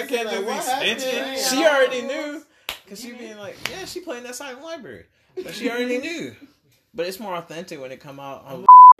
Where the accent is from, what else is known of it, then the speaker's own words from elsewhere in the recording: United States; I was born here, but I'm of Jamaican descent, which makes me 100% Jamaican blood. I was born here.